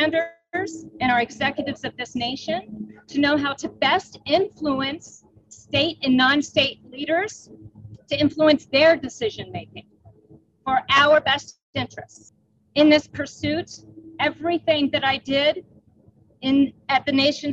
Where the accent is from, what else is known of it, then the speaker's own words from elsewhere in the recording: Jacksonville, Florida, United States; moved away as an adult; also born or lived in Fort Smith, Arkansas / Ellsworth Air Force Base, South Dakota; I was born on February 1st, 1972 in Fort Smith, Arkansas, on the way across the country with my very pregnant mother, where we landed in Jacksonville, Florida, where I grew up